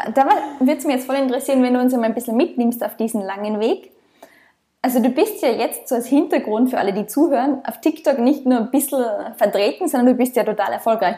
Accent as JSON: {"language": "German", "country": "Austria", "moved": "as an adult", "lives_now": "Australia", "said": "ich komme ursprünglich aus Österreich, bin seit eineinhalb Jahren als digitale Nomadin quer durch die Welt unterwegs, im Moment in Australien"}